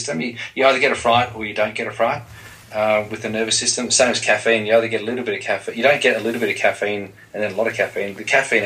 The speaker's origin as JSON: {"language": "English", "town": "Dandenong", "region": "Victoria", "country": "Australia", "tie": "born or raised there", "said": "I grew up in Dandenong in Melbourne, Australia"}